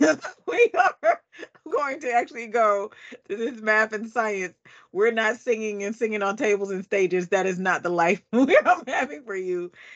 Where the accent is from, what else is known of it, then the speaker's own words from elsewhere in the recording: Atlanta, Georgia, United States; I'm from Atlanta